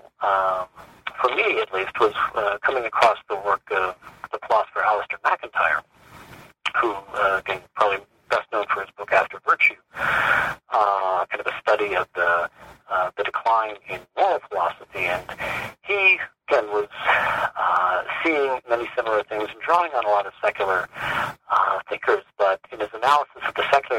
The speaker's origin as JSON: {"language": "English", "town": "Rochester", "region": "New York", "country": "United States", "tie": "born or raised there", "also_born_or_lived": "Newburgh, New York", "said": "I was born in Newburgh, New York, but pretty much grew up in Rochester, New York. Childhood and teen years"}